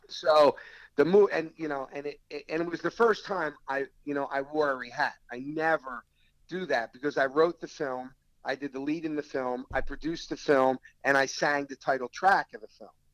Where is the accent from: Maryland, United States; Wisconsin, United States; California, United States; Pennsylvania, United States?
Pennsylvania, United States; Philadelphia; I'm from Philly